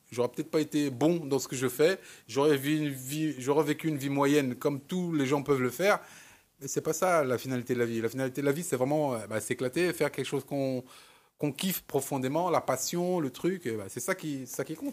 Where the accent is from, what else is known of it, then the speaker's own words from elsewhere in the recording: Cameroon; moi, comme je, je suis camerounais d'origine, euh, et, j'ai mis 30 ans avant de retourner au Cameroun